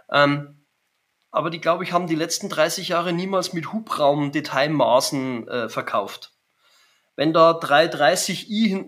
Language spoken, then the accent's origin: German; Germany; Ich bin Deutscher und äh, ich kann schon auch fließend Englisch, wahrscheinlich besser als Hochdeutsch.